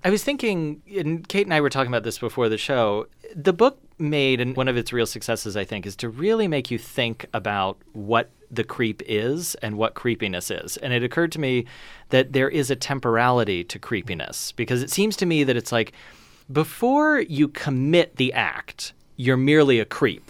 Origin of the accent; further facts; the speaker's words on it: Kentucky, United States; I grew up in Kentucky